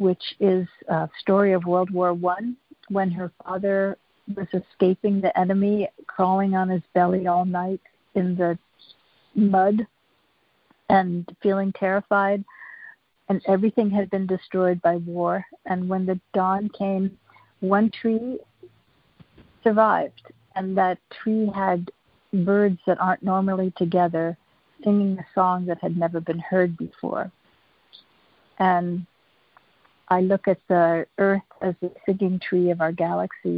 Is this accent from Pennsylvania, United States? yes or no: yes; Pittsburgh, Pennsylvania, United States; also born or lived in rural Virginia; now in California, United States; I grew up in Pittsburgh, Pennsylvania